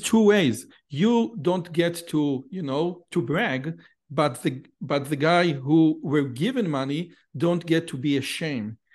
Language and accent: English; Israel; also born or lived in Samaria